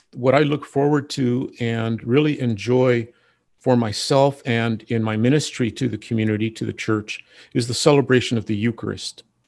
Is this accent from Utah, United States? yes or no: no; Ventura, California, United States; now in Santa Barbara, United States; I am originally from Ventura